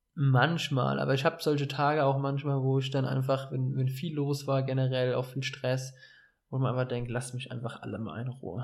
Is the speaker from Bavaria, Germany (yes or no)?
yes; Dreiländereck, Bavaria, Germany; accent: sounds like someone from Offenbach; moved away as an adult; also born or lived in Hesse; Und ich komme ja aus einer sehr speziellen Region, dem Dreiländereck. Also ich hatte es eine halbe, dreiviertel Stunde nach Baden-Württemberg und eine halbe, dreiviertel Stunde nach Hessen von meinem Heimatort aus